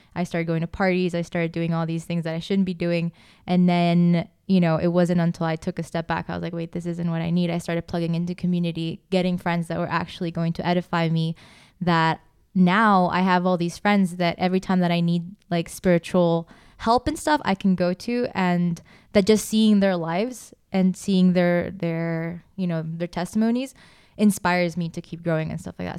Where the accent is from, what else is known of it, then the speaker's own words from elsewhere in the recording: Costa Rica; now in Prague, Czech Republic; I'm from Costa Rica